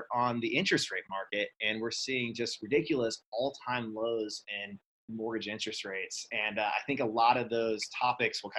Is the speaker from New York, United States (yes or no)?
no; Vero Beach, Florida, United States; moved away as an adult; now in Texas, United States; I grew up in Vero Beach and been until moving out to Texas, but most of my life in Florida